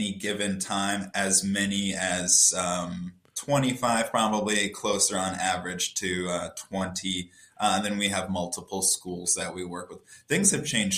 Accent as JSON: {"language": "English", "town": "Oberlin", "region": "Ohio", "country": "United States", "moved": "as an adult", "lives_now": "Chicago, United States", "said": "I'm originally from Oberlin, Ohio, so I worked at a farm there that worked with college students"}